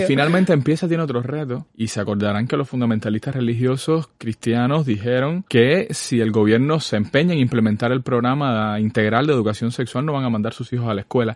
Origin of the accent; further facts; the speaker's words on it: Sagua la Grande, Villa Clara, Cuba; now in Havana, Cuba; Yo soy de Zaguala Grande